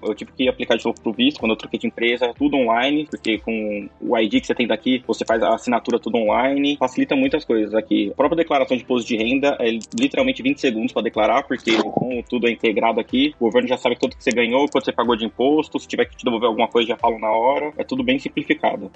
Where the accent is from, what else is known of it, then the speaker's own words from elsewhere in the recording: Santo André, São Paulo, Brazil; moved away as an adult; now in Tallinn, Estonia; Eu sou de São Paulo, mais especificamente de Santo André, ABC paulista.